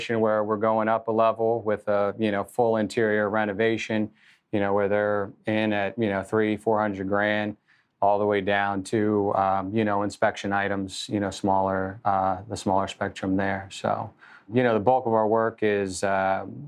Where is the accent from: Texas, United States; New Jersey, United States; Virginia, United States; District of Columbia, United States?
Virginia, United States; Annandale; was born and raised in Northern Virginia, grew up in Annandale